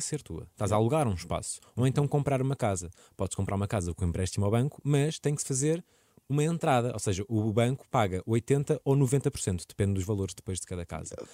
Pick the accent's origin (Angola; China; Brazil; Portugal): Portugal; Lisbon; Eu cresci em Lisboa